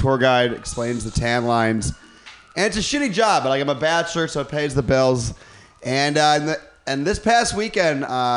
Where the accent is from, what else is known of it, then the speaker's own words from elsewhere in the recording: Midwest, United States; I'm from the Midwest